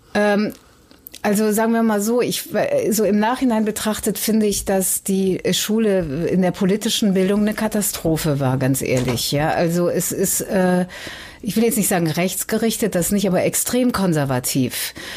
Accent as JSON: {"language": "German", "town": "Cologne", "region": "North Rhine-Westphalia", "country": "Germany", "tie": "born or raised there", "moved": "yes", "lives_now": "Hamburg, Germany", "said": "Ich komme aus Köln"}